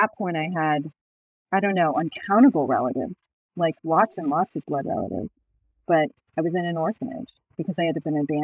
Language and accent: English; Buffalo, New York, United States; I was born in Buffalo, which is over on the west side of the state